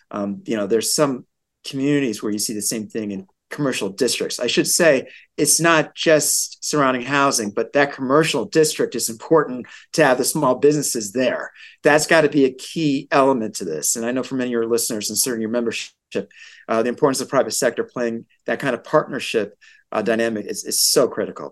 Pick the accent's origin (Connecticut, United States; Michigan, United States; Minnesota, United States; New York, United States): Connecticut, United States; West Hartford; West Hartford, my hometown.